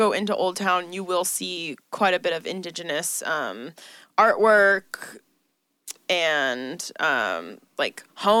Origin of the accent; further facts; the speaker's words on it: San Diego, California, United States; I grew up on Mission de Alcala land.